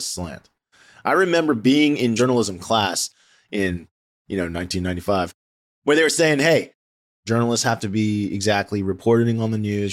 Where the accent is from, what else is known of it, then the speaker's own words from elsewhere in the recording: D.C., District of Columbia, United States; I grew up near the Washington, D C area